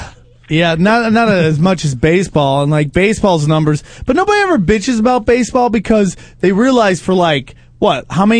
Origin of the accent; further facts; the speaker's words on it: Cortland, New York, United States; now in Los Angeles, United States; I'm from Cortland, just outside of Syracuse.